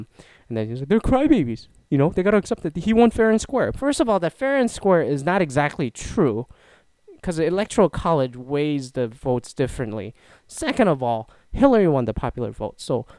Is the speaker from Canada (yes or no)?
yes; Canada; now in United States; I'm a Canadian citizen living in the US. Come to think of it, I immigrated twice.